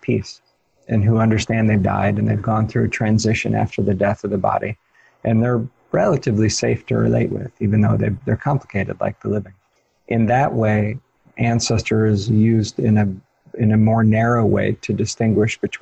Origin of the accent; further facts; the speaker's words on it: Ohio, United States; in Ohio, where I grew up in the United States